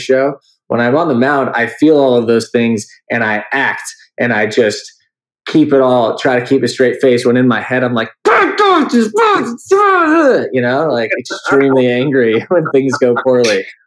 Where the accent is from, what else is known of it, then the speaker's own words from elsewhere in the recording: San Diego, California, United States; I grew up in San Diego